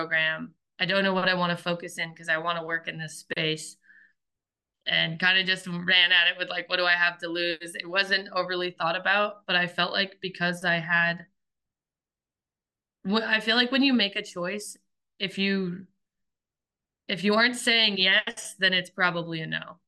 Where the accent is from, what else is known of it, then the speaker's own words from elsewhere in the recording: Belfast, Maine, United States; also born or lived in New Hampshire; I grew up pretty much all of my life that I'm in memory in Belfast, Maine, which is a small coastal town in the mid coast.